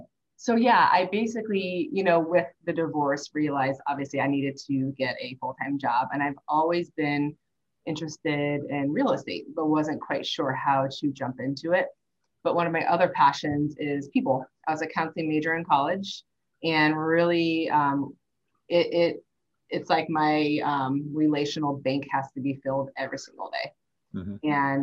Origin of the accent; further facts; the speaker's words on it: St. Louis, Missouri, United States; I grew up in St. Louis.